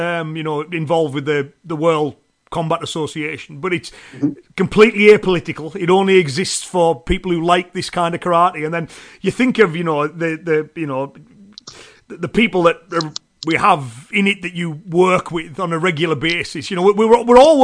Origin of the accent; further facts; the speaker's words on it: Cumbria, North West England, United Kingdom; accent: Cumbrian; it's the Cumbrian accent that I have.